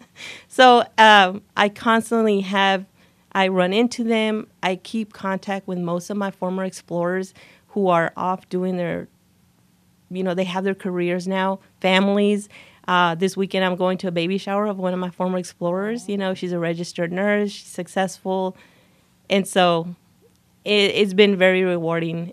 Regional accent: El Paso, Texas, United States; moved away as an adult; now in Waco, United States; I'm actually born and raised in El Paso, Texas

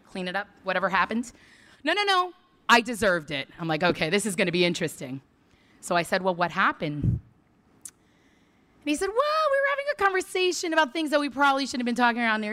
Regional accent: New York City, New York, United States; now in College Station, United States; Born and raised in Crown Heights, Brooklyn

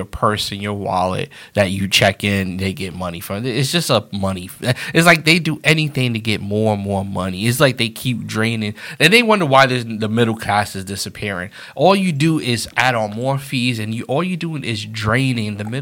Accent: New York, United States; moved away; also born or lived in Florida; I'm from New York

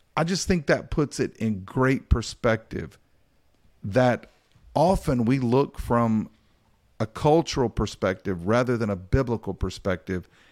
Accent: Appalachian Bible Belt, the South, United States; We come from an Appalachian influenced Bible Belt perspective.

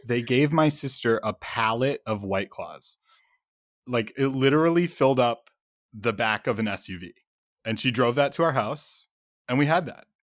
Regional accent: Chicago, Illinois, United States; I am from Chicago

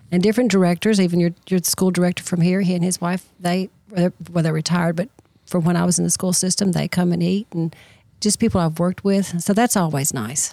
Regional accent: Smith County, Tennessee, United States; I'm from Smith County. I taught school here

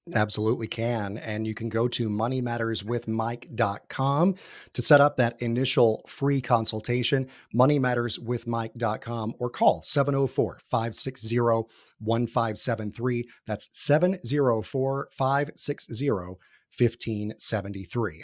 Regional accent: North Georgia, United States; also born or lived in New York / Florida; now in Atlanta, United States; in my hometown, uh, where I lived and grew up, up in North, uh, Georgia, northeast of Atlanta

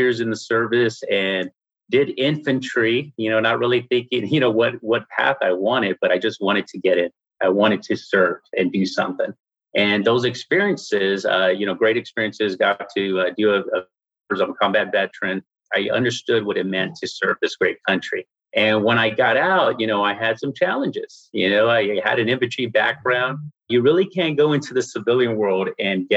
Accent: San Antonio, Texas, United States; I'm from San Antonio, Texas

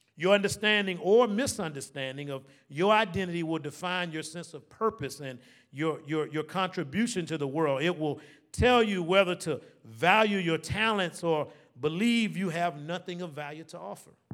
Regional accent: Savannah, Georgia, United States; Born and raised here in Savannah

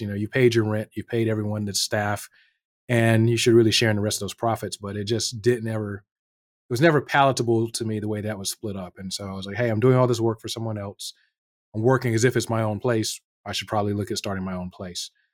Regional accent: North Carolina, United States; moved away as an adult; also born or lived in New York City, United States / Northern Virginia, United States; now in Anchorage, United States; I grew up in North Carolina

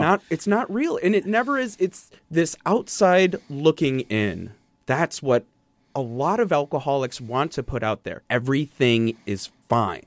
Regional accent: Wisconsin, United States; growing up in Wisconsin

